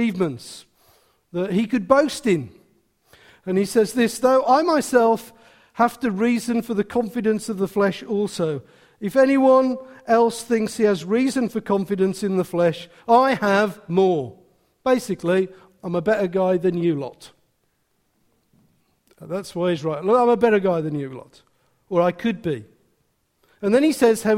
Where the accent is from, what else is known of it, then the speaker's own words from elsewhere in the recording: Wolverhampton, West Midlands, United Kingdom; I'm from Wolverhampton